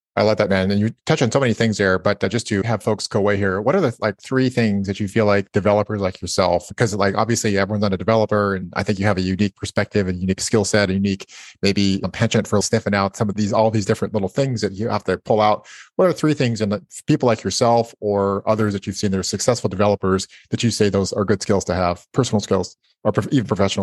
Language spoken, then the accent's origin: English; Napa, California, United States; I was born in Napa